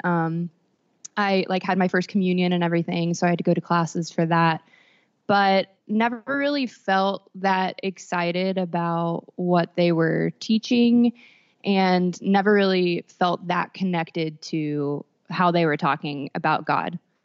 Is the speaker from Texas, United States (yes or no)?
yes; Texas, United States; I grew up in Texas